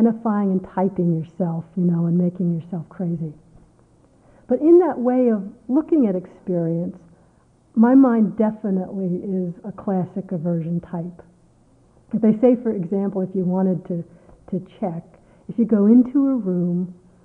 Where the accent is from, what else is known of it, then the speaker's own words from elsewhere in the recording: United States; I'm an American